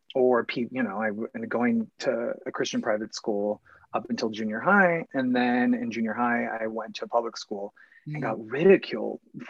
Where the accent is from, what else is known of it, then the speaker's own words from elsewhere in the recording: Phoenix, Arizona, United States; moved away; I'm from Phoenix, Arizona originally.